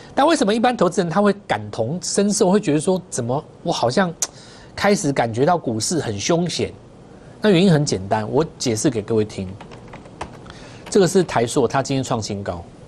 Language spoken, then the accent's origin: Chinese; Taiwan; 还是我们台湾人先知道